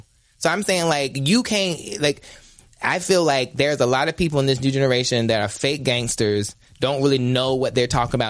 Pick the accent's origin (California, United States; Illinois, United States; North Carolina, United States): North Carolina, United States; Ahoskie; I'm from North Carolina